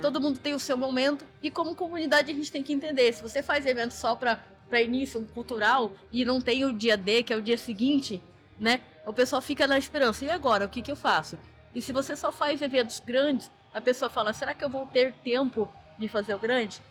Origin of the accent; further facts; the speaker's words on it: Cuiabá, Mato Grosso, Brazil; eu sou de Cuiabá, Mato Grosso